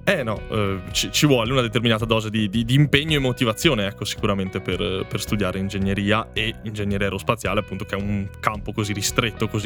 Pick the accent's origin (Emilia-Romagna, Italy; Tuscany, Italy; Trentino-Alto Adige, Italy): Trentino-Alto Adige, Italy; now in Madrid, Spain; mi hanno fatto capire l'importanza e la fortuna di essere nato e cresciuto in Val di Fiera insieme.